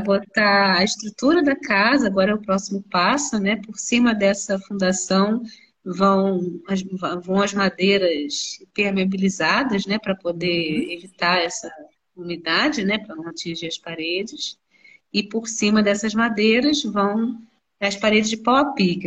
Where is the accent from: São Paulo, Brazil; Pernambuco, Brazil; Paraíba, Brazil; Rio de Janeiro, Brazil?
Rio de Janeiro, Brazil; moved away as an adult; now in Nova Friburgo, Brazil; eu sou carioca, moradora de Friburgo